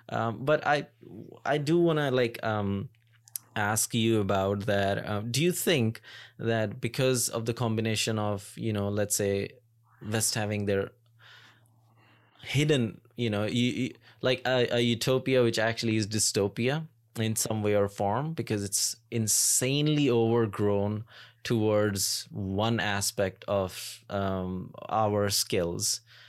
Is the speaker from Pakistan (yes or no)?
yes; Pakistan; moved away; when I came here from Pakistan, and I was slowly, it's been 7.5 years now